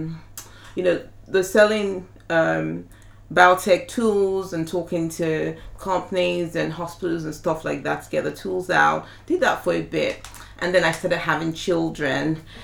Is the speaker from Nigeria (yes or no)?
yes; Ilorin, Kwara, Nigeria; moved away as an adult; also born or lived in Ibadan, Oyo State, Nigeria / Abuja, Nigeria; now in Essex, United Kingdom; I was born in Nigeria. I was born in Ibadan, in Oyo State in Nigeria. And I was still really young when we moved from Oyo State to Kwara State. And I virtually lived till I moved to the UK in Ilorin